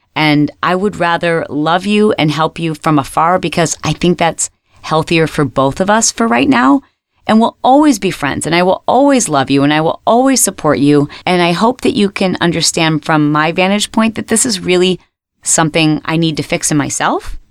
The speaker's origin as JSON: {"language": "English", "region": "Michigan", "country": "United States", "tie": "born or raised there", "said": "When I was a little girl and we were growing up in Michigan"}